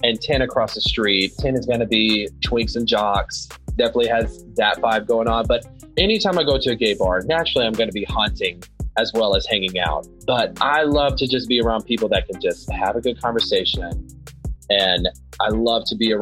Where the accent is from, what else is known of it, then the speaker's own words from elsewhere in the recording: North Alabama, United States; now in Atlanta, United States; I am an actor here in Atlanta, originally from North Alabama.